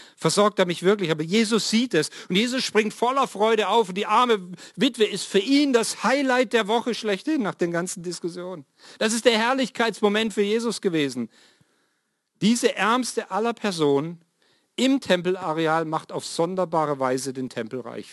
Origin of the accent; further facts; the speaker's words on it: Swabia, Baden-Württemberg, Germany; moved away; ich bin im Schwabenland ja mal aufgewachsen